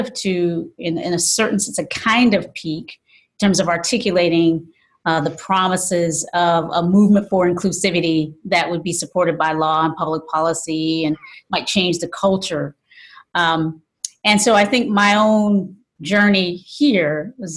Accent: the South, United States; moved away as an adult; also born or lived in North Carolina / Virginia; now in San Francisco, United States; I grew up in the South

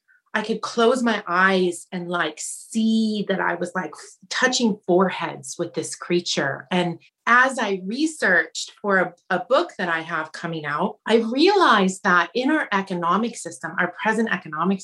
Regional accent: Iowa, United States; moved away; also born or lived in Kona, Hawaii; I grew up in Iowa

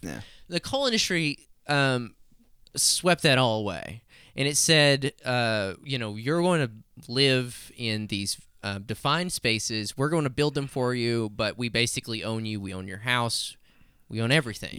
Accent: Hobbs, New Mexico, United States; I'm from Hobbs, New Mexico

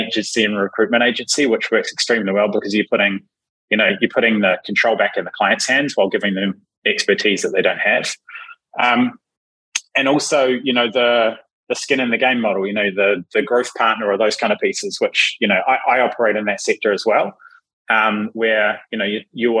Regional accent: New Zealand; moved away; Yeah, so I'm a Kiwi who hasn't lived in Kiwiland for most of my life.

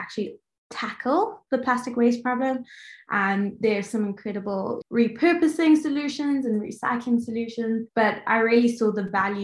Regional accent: Johannesburg, Gauteng, South Africa; moved away as an adult; also born or lived in Cape Town, South Africa / Sydney, Australia; I was born and raised in South Africa

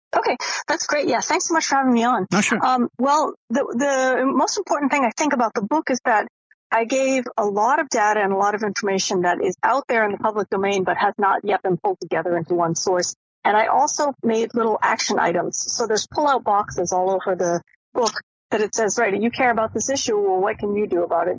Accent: Maine, United States; now in Washington, D.C., United States; I grew up in Maine

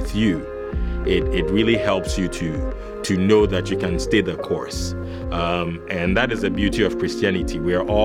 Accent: Ghana; moved away as an adult; also born or lived in United States; I'm from Ghana, West Africa

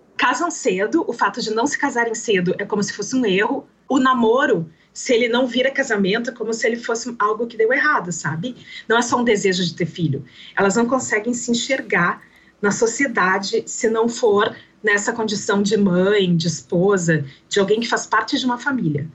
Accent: Santa Rosa, Rio Grande do Sul, Brazil; moved away as an adult; now in Campo Grande, Brazil; eu nasci em Santa Rosa, no Rio Grande do Sul, eu tenho 40 anos e eu estou morando em Campo Grande, no Mato Grosso do Sul

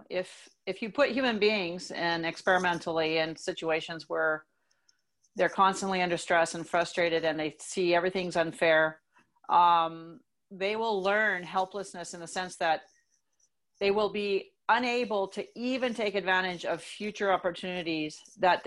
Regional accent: Canada; moved away as an adult; also born or lived in United States; I was able to go as a Canadian athlete

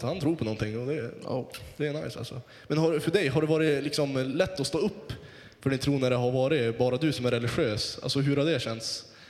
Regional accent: Västerbotten County, Sweden; Jag är från Västerbotten

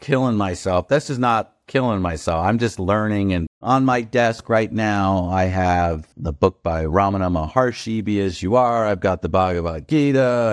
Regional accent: Newport Beach, California, United States; moved away as an adult; also born or lived in Washington, D.C.; I grew up in Newport Beach, where I am right now

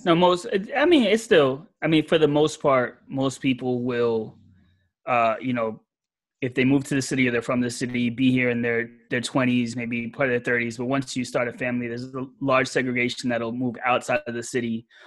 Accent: New York City, New York, United States; originally from Manhattan

